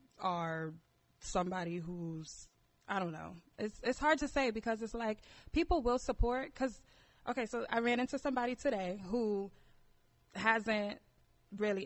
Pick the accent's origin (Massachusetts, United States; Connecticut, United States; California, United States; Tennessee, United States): Connecticut, United States; Bridgeport; I'm from Bridgeport, Connecticut.